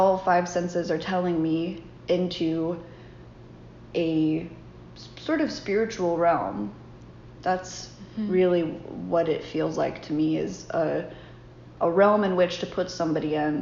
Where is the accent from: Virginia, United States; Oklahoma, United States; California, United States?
Virginia, United States; Burke's Garden; I grew up in Berks Garden, Virginia, on a sheep farm